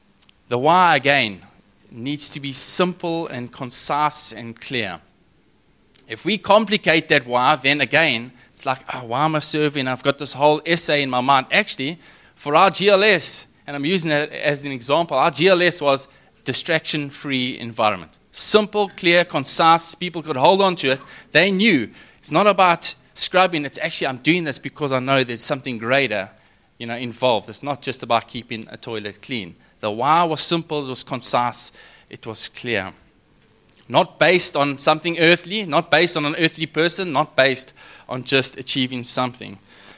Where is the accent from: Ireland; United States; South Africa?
South Africa; Richards Bay, KwaZulu-Natal; I mean, I'm from Richards Bay, I did tell you guys.